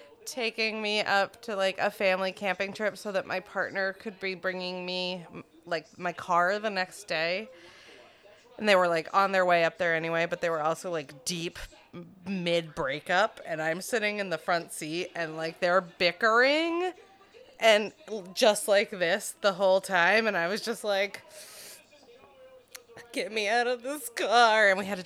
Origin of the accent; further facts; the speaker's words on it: Ireland; So the Irish, like, rant, like, they eat the potatoes, and I am Irish, and I'm shaped like a potato wife in that, like